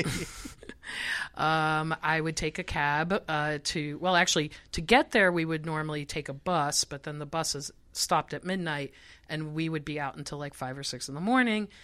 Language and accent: English; Israel; moved away; I grew up in Israel, so I got a lot of my pop music from Europe